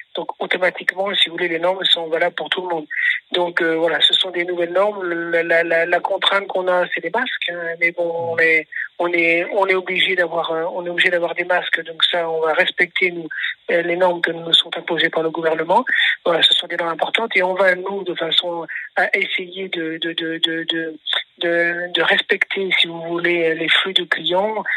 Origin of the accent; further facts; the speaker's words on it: Brittany, France; moved away as an adult; also born or lived in Mediterranean coast; j'ai grandi en Bretagne